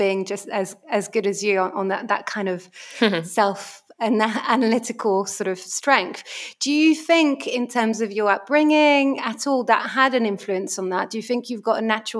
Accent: France; growing up in France

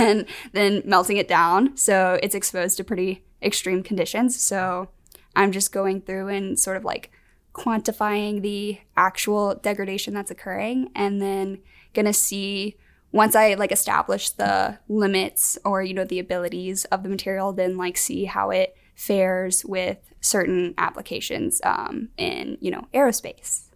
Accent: Vestavia Hills, Alabama, United States; I'm from Birmingham, Alabama.

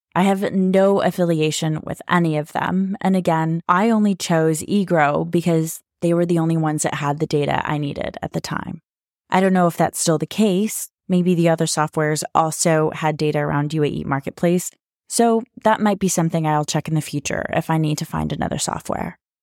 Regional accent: United States; moved away as an adult; now in Dubai, United Arab Emirates; I'm American, but currently living in Dubai

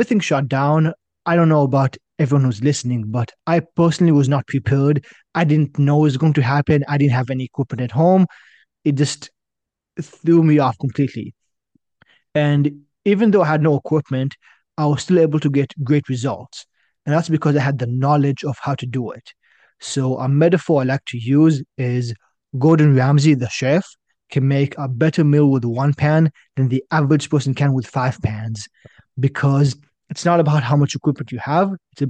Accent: China; moved away as an adult; also born or lived in Israel; But as you can probably guess, I'm originally from Israel. When I was six, my family and I, we moved to China. I grew up there. At the age of 18, I decided to go to university in Canada

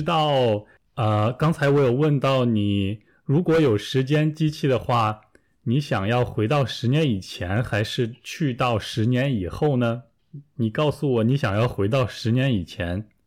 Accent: Taiyuan, Shanxi, China; 比如我的家乡太原啊，冬天都非常冷啊。

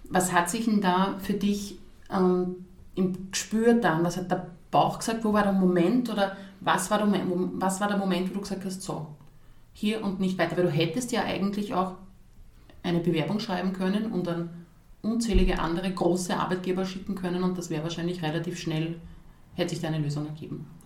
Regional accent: Krems, Lower Austria, Austria; Also ich bin selbst aus Krems und merke, die Marke, die Nikolai gibt, die wird wahrgenommen die kriegt man mittlerweile in so vielen Bereichen in Krems oder Umgebung zu kaufen.

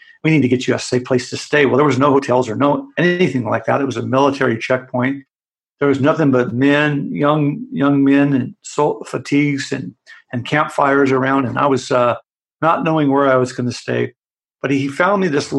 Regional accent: United States; as an American

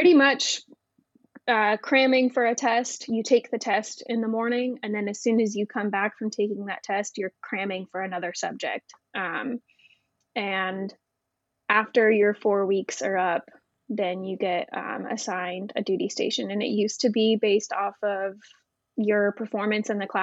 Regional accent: Grove City, Ohio, United States; also born or lived in Florida; I was born in Florida, but primarily raised in Grove City, Ohio, a suburb of Columbus

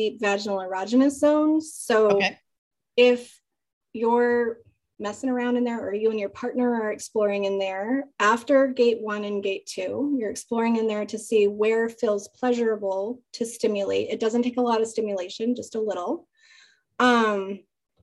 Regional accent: Utah, United States; I grew up in Utah where it's like very conservative.

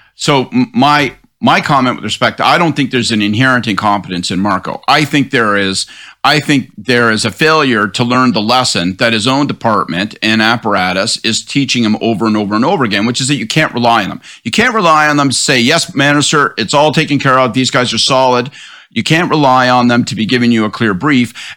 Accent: Prince Edward–Hastings, Ontario, Canada; So, personally, I grew up in Prince Edward Hastings

